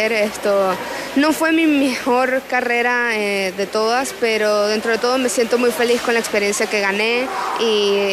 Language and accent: Spanish; Panama; yo estoy muy feliz de poder ver a mi familia y poder estar en mi tierrita ya por fin en casa